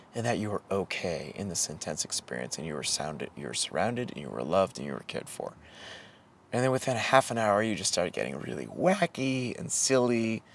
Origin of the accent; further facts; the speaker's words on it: New Hampshire, United States; growing up in New Hampshire in the 80s